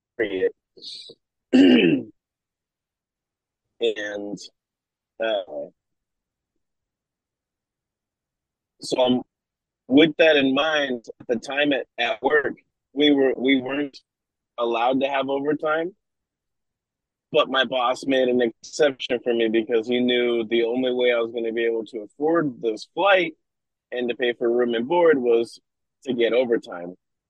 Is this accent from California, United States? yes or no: no; Nebraska, United States; also born or lived in New Zealand; now in Oregon, United States; I'm also from Nebraska